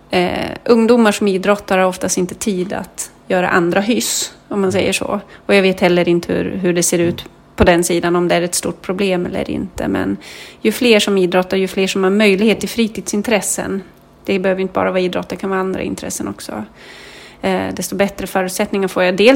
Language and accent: Swedish; Kalix, Norrbotten County, Sweden; now in Nyköping, Sweden; jag berättar ju gärna att jag kommer från Kalix